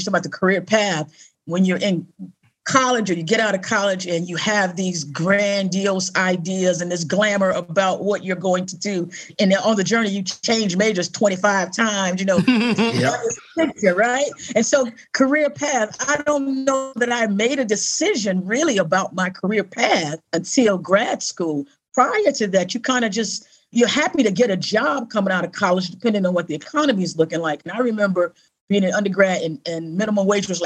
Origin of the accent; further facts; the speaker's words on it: Midwest, United States; moved away as an adult; also born or lived in California / Rochester, New York; I grew up in the Midwest